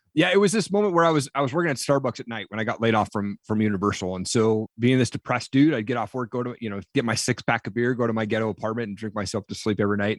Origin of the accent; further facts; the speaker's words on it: Eastern Washington, United States; I grew up in Eastern Washington.